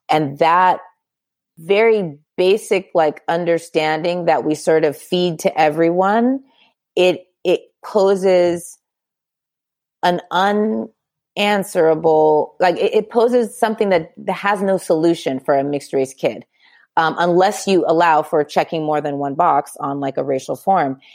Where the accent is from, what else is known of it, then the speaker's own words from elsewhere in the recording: Southern California, United States; I born and raised in California, Southern California specifically